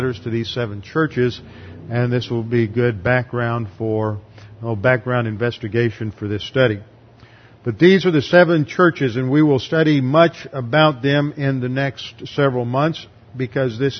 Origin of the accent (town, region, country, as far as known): United States